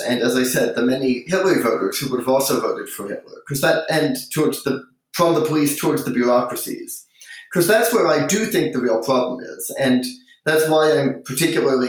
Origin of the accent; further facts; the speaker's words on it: United States; as an American